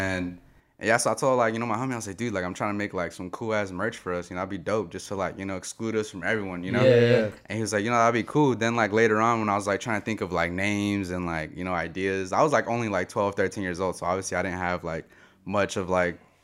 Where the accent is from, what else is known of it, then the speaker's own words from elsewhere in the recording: San Jose, California, United States; Born and raised in San Jose, Seven Trees to be exactly